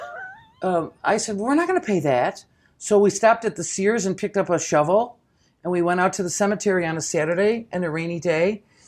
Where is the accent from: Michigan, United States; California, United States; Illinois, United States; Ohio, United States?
Illinois, United States; Chicago